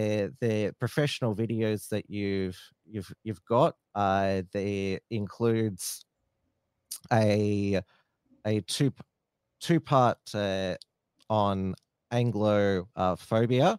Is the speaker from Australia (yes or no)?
yes; Australia; I'm German Australian.